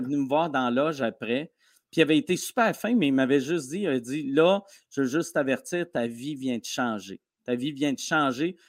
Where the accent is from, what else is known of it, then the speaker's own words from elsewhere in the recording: Canada; accent: Canadian (in English); j'ai l'accent canadien